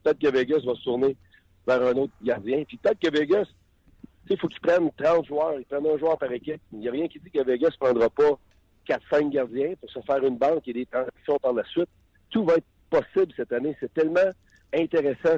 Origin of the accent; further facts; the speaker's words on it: Shawinigan, Quebec, Canada; accent: Shawinigan; mon accent de Shawinigan, il est assez dur à cacher.